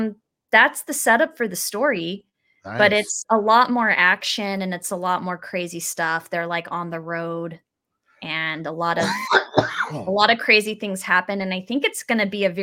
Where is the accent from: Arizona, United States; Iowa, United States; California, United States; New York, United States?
Arizona, United States; Phoenix; now in Los Angeles, United States; I'm from Arizona. I live in LA now, but that's my hometown